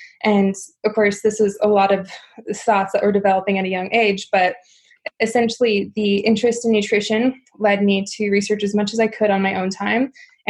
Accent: Midwest, United States; simply because I come from a very standard American lifestyle. I grew up in the Midwest.

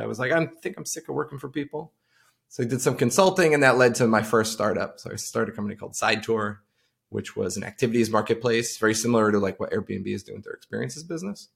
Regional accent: Farmingville, New York, United States; I grew up on Long Island, uh, out in a town called Farmingville

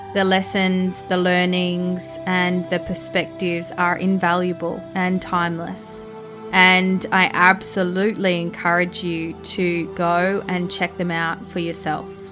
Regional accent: Australia; accent: Australian; as a young Māori girl growing up in Australia, sounding Australian

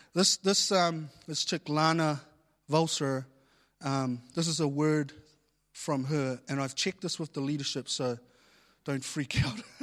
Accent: New Zealand; I was born here in New Zealand and a lot of my family, they were born overseas.

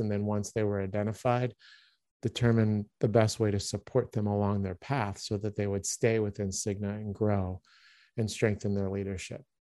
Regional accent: Baltimore, Maryland, United States; moved away as an adult; also born or lived in Philadelphia area / Liège, Belgium / Stuttgart, Germany; I grew up in Baltimore, Maryland

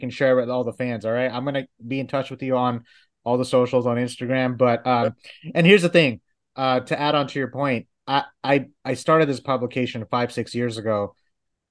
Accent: Dallas, Texas, United States; I've been living in Dallas for over 20 years

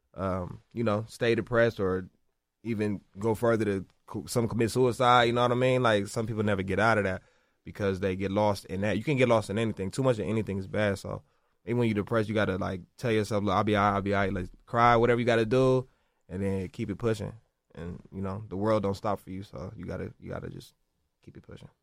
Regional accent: Los Angeles, California, United States; I'm from South Central

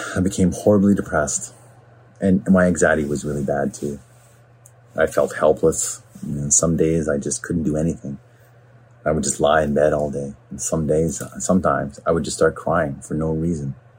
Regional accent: Smithers, British Columbia, Canada; also born or lived in Vancouver; now in Port Coquitlam, Canada; growing up in Smithers was a great place to be raised

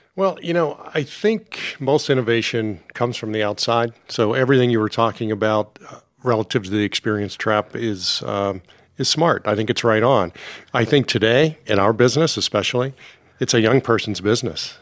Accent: Pittsburgh, Pennsylvania, United States; also born or lived in Washington, D.C.; I grew up mostly in Pittsburgh, lived in Washington, D C at various times in my life when I was a really young guy, and, um, and then, uh, high school and formative years were in Pittsburgh

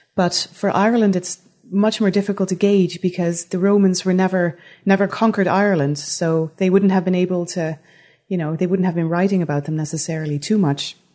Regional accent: Netherlands; moved away as an adult; also born or lived in Utrecht, Netherlands; now in Antigonish, Canada; that's where I'm from originally. I'm, I'm Dutch.

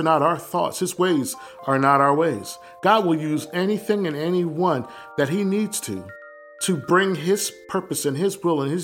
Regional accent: Willingboro, New Jersey, United States; moved away as an adult; also born or lived in East Orange, New Jersey / Delaware; My family's from East Orange in North New Jersey. But I was raised mostly in Willingboro, New Jersey

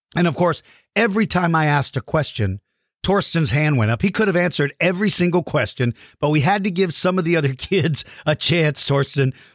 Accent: Hondo, Texas, United States; moved away; where I grew up in Hondo, Texas

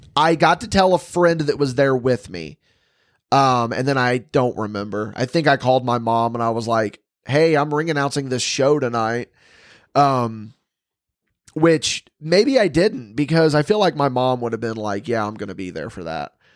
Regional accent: West Terre Haute, Indiana, United States; West Terre Haute, obviously, it's my hometown and special

